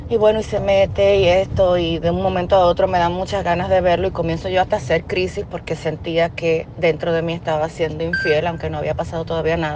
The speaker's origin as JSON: {"language": "Spanish", "country": "Dominican Republic", "said": "Eh, yo soy de República Dominicana, soy tu fiel seguidora ya de hace un tiempo."}